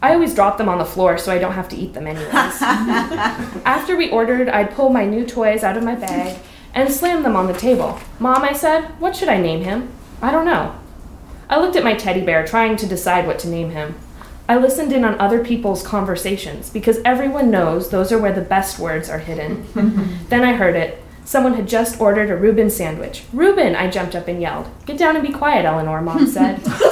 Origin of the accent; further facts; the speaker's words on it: New Mexico, United States; now in Ashland, United States; Growing up in New Mexico